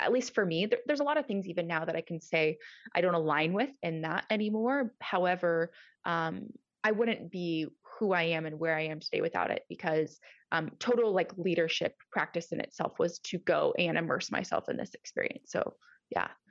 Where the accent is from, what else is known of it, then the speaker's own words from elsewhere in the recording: Nebraska, United States; also born or lived in California; now in Georgia, United States; I am originally from Nebraska, um, good old Midwest